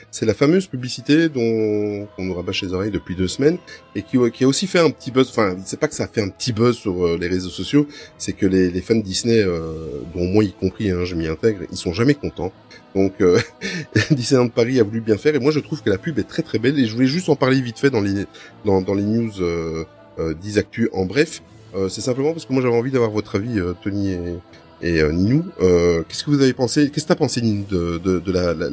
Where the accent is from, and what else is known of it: Belgium